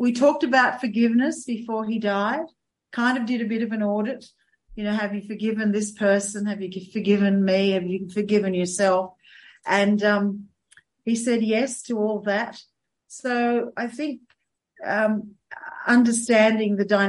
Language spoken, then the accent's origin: English; Sydney, New South Wales, Australia; also born or lived in Adelaide Hills; now in South Australia, Australia; we're both from Sydney.